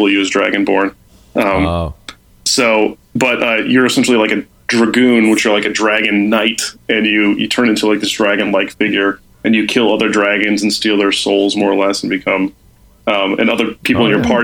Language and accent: English; Chicago, Illinois, United States; I grew up in Chicago